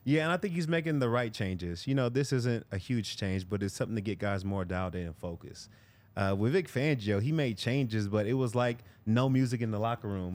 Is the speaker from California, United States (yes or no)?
yes; California, United States; I'm from California